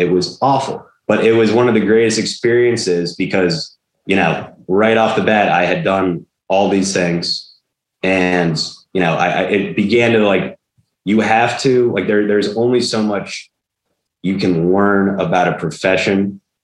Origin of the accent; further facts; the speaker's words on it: Mystic, Connecticut, United States; growing up in Mystic, Connecticut